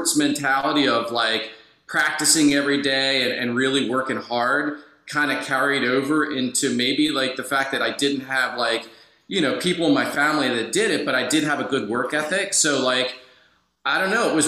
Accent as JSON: {"language": "English", "town": "Philadelphia", "region": "Pennsylvania", "country": "United States", "tie": "born or raised there", "moved": "yes", "lives_now": "Orlando, United States", "said": "I'm from Philadelphia originally."}